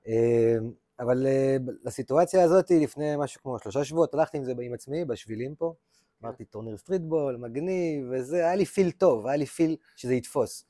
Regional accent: Lehavim, Southern District, Israel; moved away; also born or lived in Beersheba; אני גדלתי רוב חיי בלהבים, בכלל בדרום, אה, באר שבע, אבל רוב החיים שלי גדלתי בלהבים

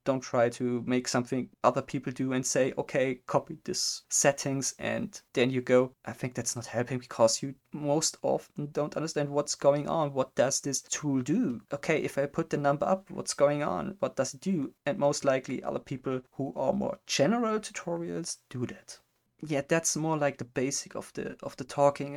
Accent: Germany; English is a second language; I'm from Germany

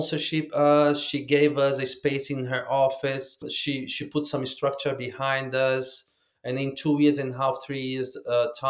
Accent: Rio de Janeiro, Brazil; now in Queensland, Australia; I'm in Australia, in Queensland, and I'm from Brazil, Rio.

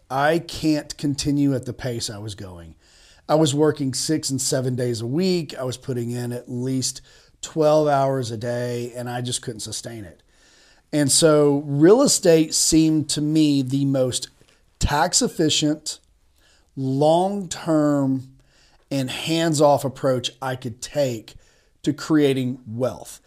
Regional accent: Chattanooga, Tennessee, United States; also born or lived in Birmingham, Alabama / Washington, D.C. / Nashville, Tennessee; I grew up in Tennessee. I'm from East Tennessee, Chattanooga in particular

